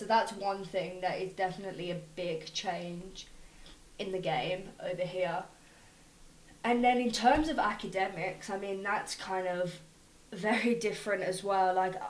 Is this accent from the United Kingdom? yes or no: yes; Solihull, West Midlands, United Kingdom; moved away as an adult; now in United States; I'm kind of from a town called Solihull. It's in the West Midlands